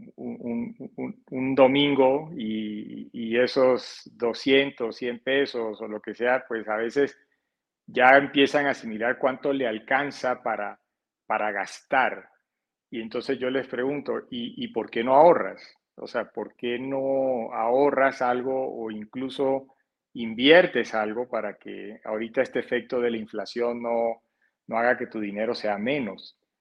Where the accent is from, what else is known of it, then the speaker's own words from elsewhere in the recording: Barranquilla, Atlántico, Colombia; moved away as an adult; also born or lived in Canada; yo soy de la zona norte de Colombia, en la, en la costa atlántica de la ciudad de Barranquilla. Y de, digamos, por eso de pronto mi acento puede ser un poco distinto al de otros colombianos